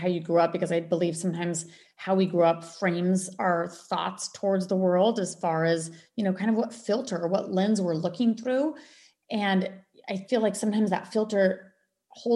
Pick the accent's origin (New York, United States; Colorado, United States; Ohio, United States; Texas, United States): Colorado, United States; moved away; also born or lived in Maui, Hawaii; I grew up in Colorado